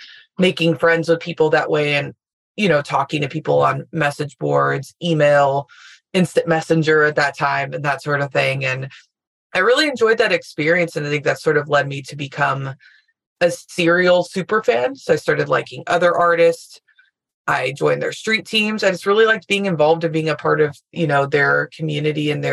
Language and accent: English; Louisville, Kentucky, United States; moved away as an adult; I'm from Louisville, Kentucky, got every local experience you could get